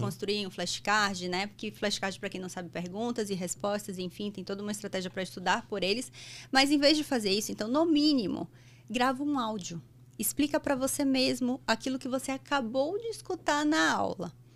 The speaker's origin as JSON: {"language": "Portuguese", "town": "Salvador", "region": "Bahia", "country": "Brazil", "tie": "born or raised there", "moved": "as an adult", "lives_now": "São Paulo, Brazil", "said": "eu nasci em Salvador, sou baiana. E eu fiz faculdade lá"}